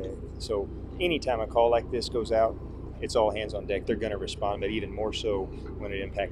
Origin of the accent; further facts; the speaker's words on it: Texas, United States; I'm a Texan.